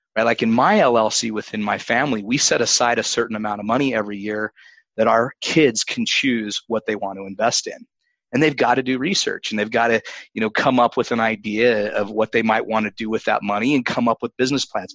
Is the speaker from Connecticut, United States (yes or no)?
no; Utah, United States; My home state of Utah